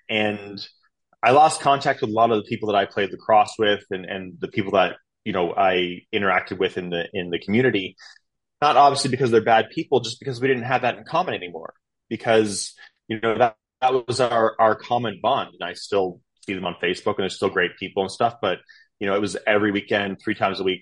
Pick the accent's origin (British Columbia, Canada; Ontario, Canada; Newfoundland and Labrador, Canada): Ontario, Canada; east of Toronto; moved away as an adult; also born or lived in Philadelphia / New York / Miami; now in Texas, United States; I'm from Canada, born and raised, about two and a half hours outside of Toronto um, east of Toronto. I grew up on a 500 acre farm out there.